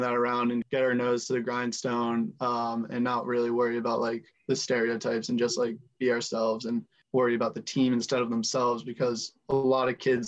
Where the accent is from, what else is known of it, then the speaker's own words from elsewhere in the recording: Hadley, Massachusetts, United States; I'm from Hadley, Mass.